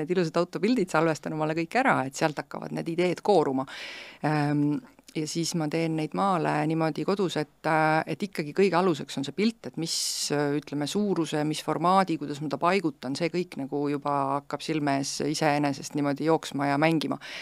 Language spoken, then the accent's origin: Estonian; Estonia; ma olen uhke eestlane